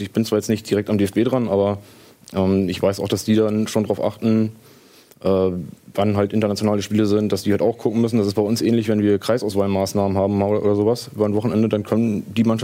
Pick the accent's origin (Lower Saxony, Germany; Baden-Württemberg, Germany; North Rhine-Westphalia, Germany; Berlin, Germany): Lower Saxony, Germany; Bad Bevensen; Ich komme aus Bad Bevensen, ja, aber das ist schon hier um die Ecke.